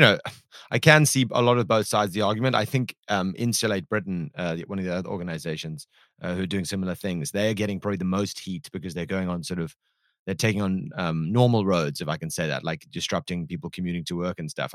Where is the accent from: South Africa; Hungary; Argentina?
South Africa; I am South African